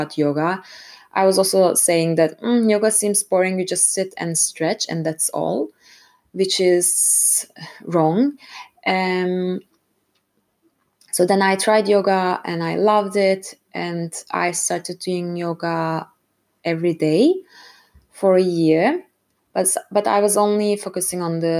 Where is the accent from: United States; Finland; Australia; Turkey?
Turkey; Istanbul; moved away as an adult; now in Frankfurt, Germany; I'm originally from Istanbul, Turkey, and I have been living in Germany for over 5 years, currently based in Frankfurt.